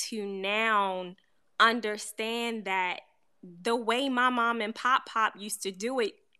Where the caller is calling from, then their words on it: Baltimore, Maryland, United States; No, I'm in Baltimore.